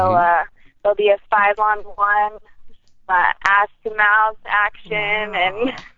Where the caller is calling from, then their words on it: Los Angeles, California, United States; Hello, this is … calling from the beautiful LA.